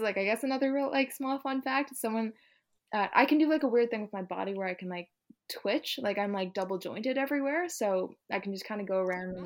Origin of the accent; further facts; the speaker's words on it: Ontario, Canada; I'm from Ontario in Canada